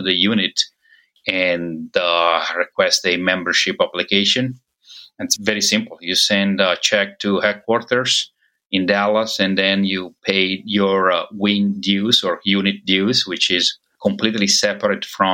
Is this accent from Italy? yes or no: yes; Italy; now in United States; I'm originally from Italy